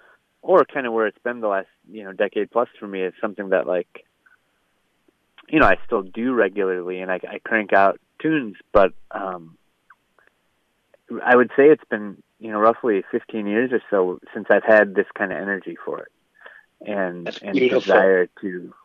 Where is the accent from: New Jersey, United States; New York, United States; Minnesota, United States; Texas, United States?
Minnesota, United States; St. Paul; the unofficial mayor of St. Paul. And it just caught on. Like, people started using that and calling me that. And, you know, I have a lot of pride for my hometown.